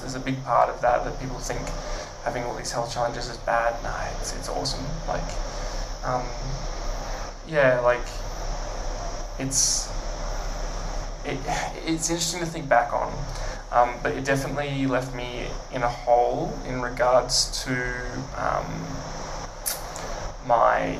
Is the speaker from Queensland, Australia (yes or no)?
yes; Brisbane, Queensland, Australia; also born or lived in Bundaberg; I've been in Brisbane since I started school, basically.